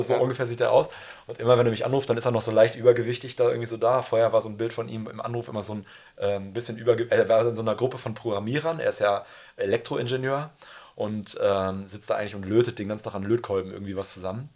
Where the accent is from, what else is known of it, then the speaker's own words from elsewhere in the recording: Münster, North Rhine-Westphalia, Germany; ich komme ja aus Münster